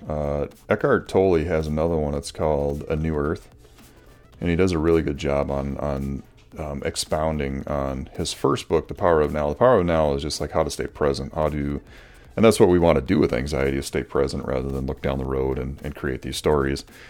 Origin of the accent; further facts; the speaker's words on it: Morris, United States; I grew up in the Lutheran Church here